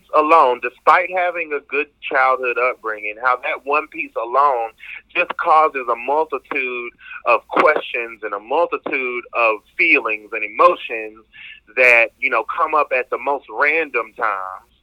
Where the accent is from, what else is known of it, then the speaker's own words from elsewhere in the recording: Cartersville, Georgia, United States; moved away as an adult; also born or lived in Washington, D.C. / Atlanta, Georgia; now in Maryland, United States; I am from Cartersville, Georgia